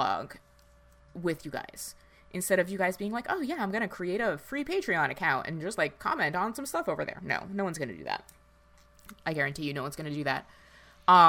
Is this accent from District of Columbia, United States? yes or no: no; New Jersey, United States; I grew up in North Jersey in the, you know, late 90s, early 2000s.